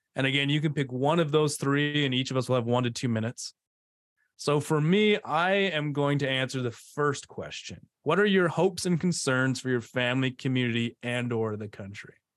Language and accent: English; D.C., District of Columbia area, United States; moved away; also born or lived in Provo, Utah; I grew up outside of Washington, D C